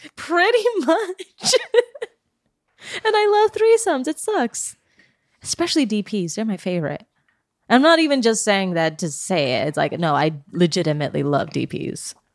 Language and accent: English; Oregon, United States; now in California, United States; I'm from Oregon